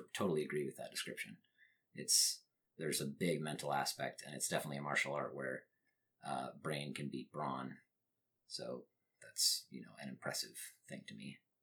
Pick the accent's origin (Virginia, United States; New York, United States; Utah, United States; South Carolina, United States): Utah, United States; northern; I grew up in Utah. The town that I grew up in, I mean, it's not exactly rural